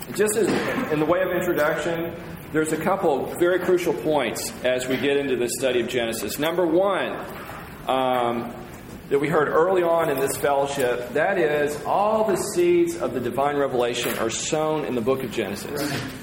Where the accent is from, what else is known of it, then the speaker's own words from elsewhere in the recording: United States; I'm from the States.